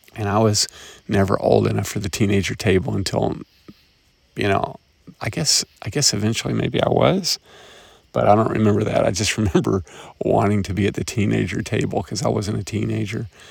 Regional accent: Chattanooga, Tennessee, United States; my hometown of Chattanooga, Tennessee

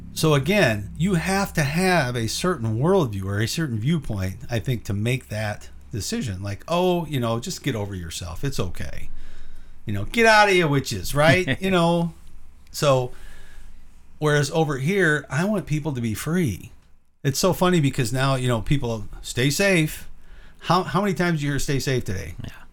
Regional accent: Illinois, United States; moved away; also born or lived in the South; moved out of where my hometown is in Illinois

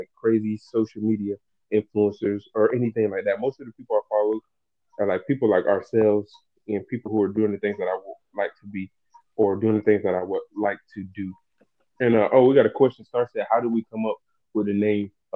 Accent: the South, United States; I'm from the South, so I'm going to be speaking proper English

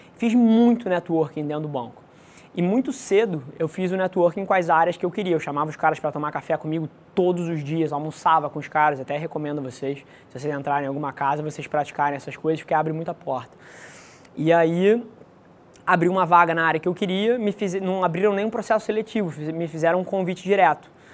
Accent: Rio de Janeiro, Brazil; Nasci aqui no Rio de Janeiro, é, filho de mãe solteira, criado na casa dos meus avós

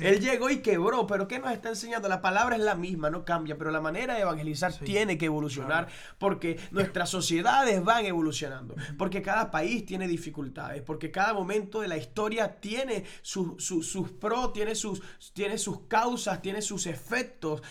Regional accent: Venezuela; moved away as an adult; en Venezuela, donde somos... nuestra tierra natal

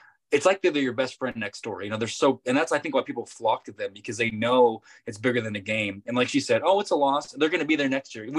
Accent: Norman, Oklahoma, United States; we are from Norman, I'm born and raised

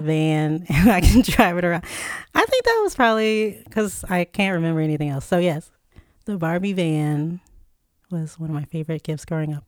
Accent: Chesapeake, Virginia, United States; Dollar Tree, which is headquartered in my hometown

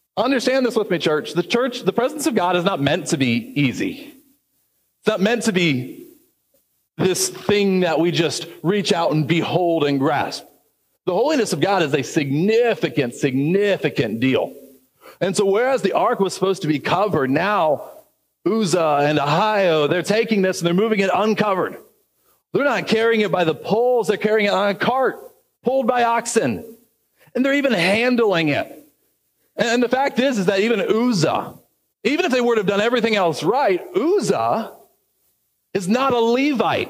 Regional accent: United States; as an American

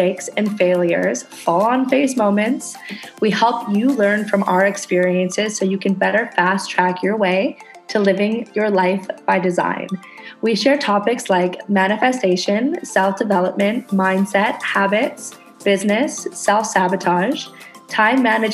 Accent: Canada; moved away as an adult; now in Indonesia; I'm a Canadian girl living on a tiny ass tropical island in Indonesia

